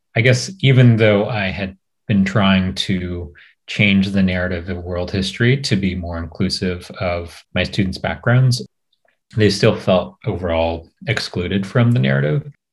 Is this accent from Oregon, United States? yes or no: yes; Portland, Oregon, United States; moved away as an adult; also born or lived in New York City; now in California, United States; I'm Japanese American, um, grew up in Portland, Oregon